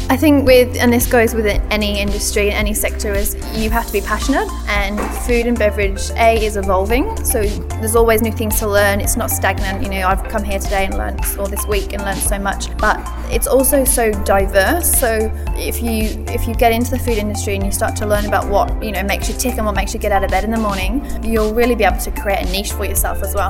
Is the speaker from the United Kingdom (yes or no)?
yes; England, United Kingdom; moved away as an adult; now in Australia; Originally, you might be able to tell from my accent, I am from England